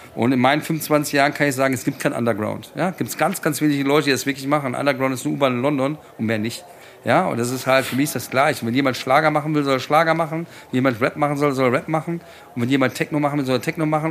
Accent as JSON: {"language": "German", "town": "Frankfurt", "region": "Hesse", "country": "Germany", "said": "hier in meiner, in meiner Heimat"}